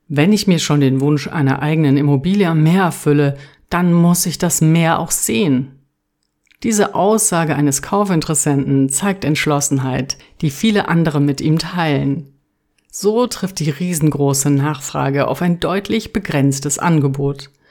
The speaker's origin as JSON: {"language": "German", "area": "Taunus near Frankfurt am Main", "region": "Hesse", "country": "Germany", "tie": "born or raised there", "also_born_or_lived": "Mallorca, Spain", "moved": "as an adult", "said": "Zurück in meiner Heimat hier im Taunus bei Frankfurt am Main"}